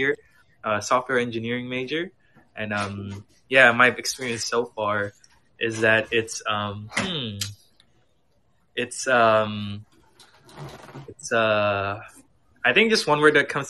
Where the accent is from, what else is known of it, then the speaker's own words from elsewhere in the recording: San Jose, California, United States; I'm from San Jose, so I'm from the Bay Area